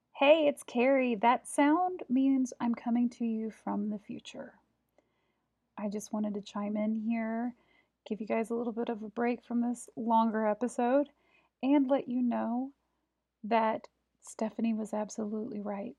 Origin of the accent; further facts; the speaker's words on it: Prairie Village, Kansas, United States; I'm from Kansas City, well, right outside of Kansas City, in a little town called Prairie Village